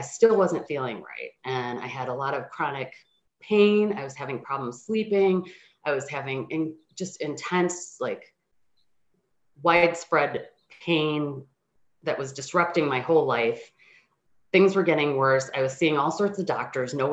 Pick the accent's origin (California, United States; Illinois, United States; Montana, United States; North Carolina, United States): Illinois, United States; Chicago; I grew up in the Chicago suburbs, and I'm the child of two immigrant parents